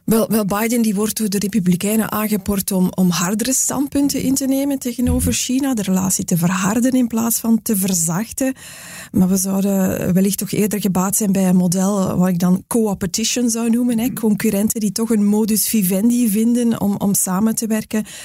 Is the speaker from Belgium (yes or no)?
yes; Belgium; wij als Belgen